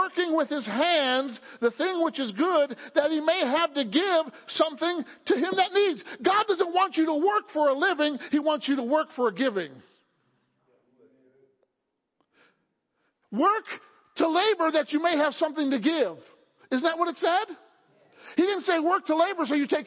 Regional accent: Illinois, United States; now in Pennsylvania, United States; I grew up in Illinois in an older home

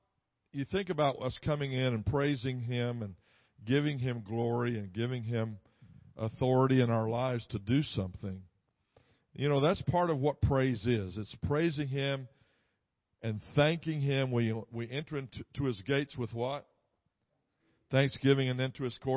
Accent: Texas, United States; I'm from Texas

